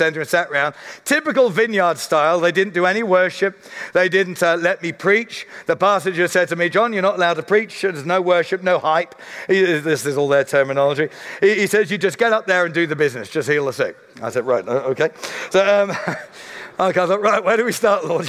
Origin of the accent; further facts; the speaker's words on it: Surrey, South East England, United Kingdom; I'm a guy from Surrey